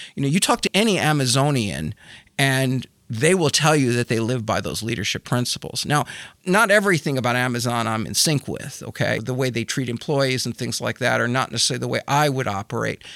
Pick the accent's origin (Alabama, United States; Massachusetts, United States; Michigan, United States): Michigan, United States; Grew up in Michigan